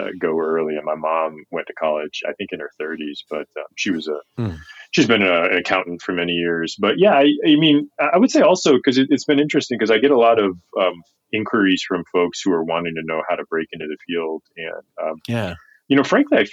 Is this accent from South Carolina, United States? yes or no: yes; Goose Creek, South Carolina, United States; born or raised there